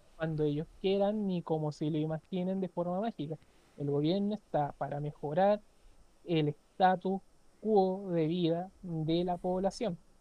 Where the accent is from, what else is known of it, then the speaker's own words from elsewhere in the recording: Chile; aquí en Chile que somos exportadores